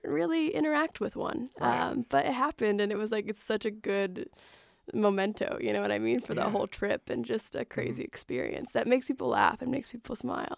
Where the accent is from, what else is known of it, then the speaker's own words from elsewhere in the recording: Cary, Illinois, United States; moved away; I grew up in like the flatlands of Illinois